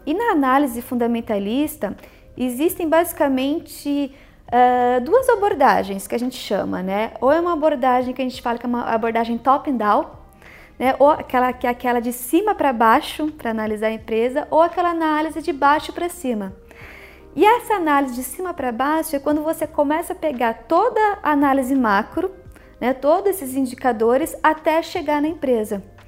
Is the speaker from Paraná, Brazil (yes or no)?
yes; Maringá, Paraná, Brazil; moved away as an adult; now in São Paulo, Brazil; na época eu ainda estava em Maringá, que é a minha cidade natal, onde eu também estudei.